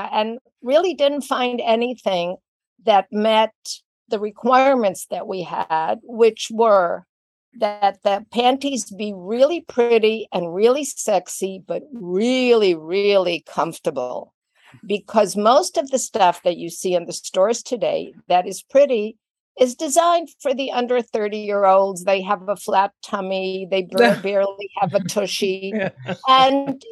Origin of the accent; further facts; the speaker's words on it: Israel; moved away; I was born and raised in Israel